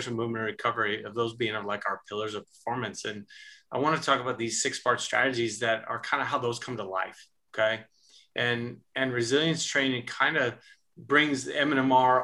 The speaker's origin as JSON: {"language": "English", "town": "Omaha", "region": "Nebraska", "country": "United States", "also_born_or_lived": "South Dakota / South Carolina", "said": "I'm from Omaha, Nebraska"}